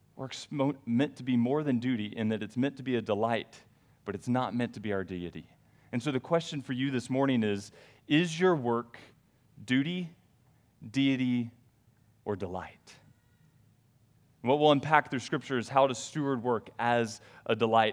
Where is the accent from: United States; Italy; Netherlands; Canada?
United States; the South; I grew up in the South